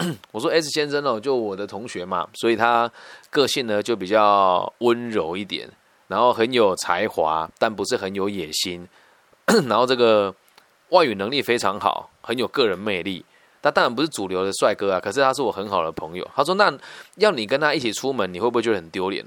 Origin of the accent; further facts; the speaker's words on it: Taiwan; 我们乡下孩子到城市去念这种比较前面的学校，很容易无法适应啦